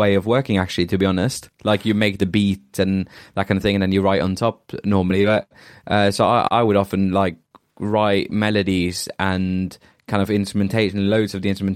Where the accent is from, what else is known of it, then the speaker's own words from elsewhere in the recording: Norway; now in Bristol, United Kingdom; I'm from Norway